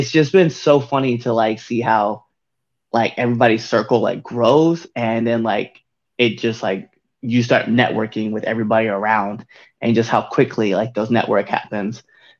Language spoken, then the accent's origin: English; Nebraska, United States; I'm like not even from like this area. Right. So I'm like, I'm from Nebraska. And then like I moved around and then landed here.